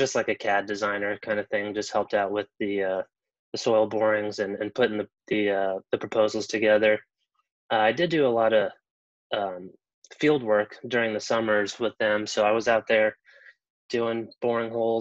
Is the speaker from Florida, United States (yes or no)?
yes; Melbourne, Florida, United States; also born or lived in Orlando, Florida; I grew up in Melbourne, which is just about an hour away on the east coast of Florida here